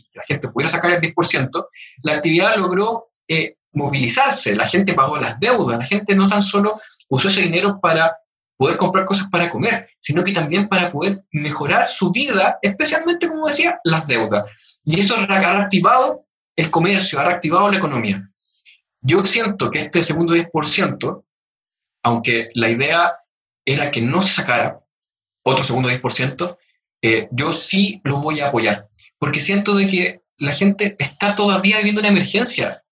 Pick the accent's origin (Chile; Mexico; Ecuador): Chile; todos somos chilenos